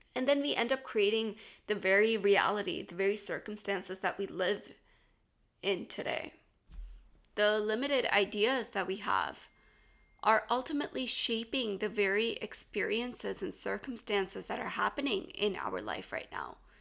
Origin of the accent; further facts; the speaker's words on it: United States; growing up in the States